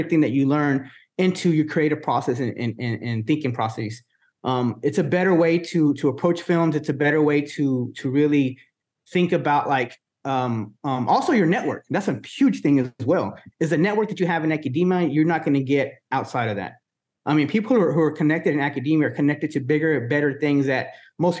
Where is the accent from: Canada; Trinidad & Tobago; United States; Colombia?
United States; Wichita Falls, Texas; also born or lived in Dallas, Texas; now in Corpus Christi, United States; Wichita Falls, Texas, where I was born in my hometown